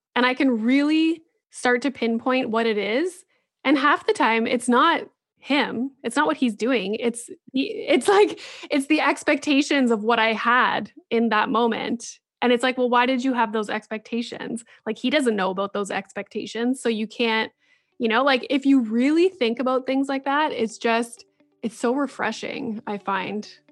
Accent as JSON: {"language": "English", "town": "Sudbury", "region": "Ontario", "country": "Canada", "tie": "born or raised there", "said": "my hometown in Sudbury."}